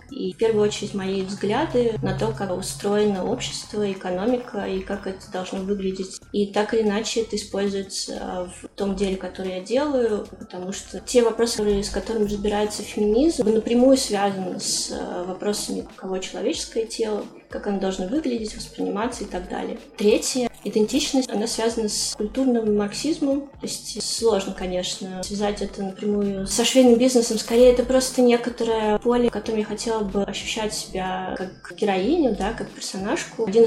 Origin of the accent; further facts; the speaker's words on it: Moscow, Russia; да, в Москве.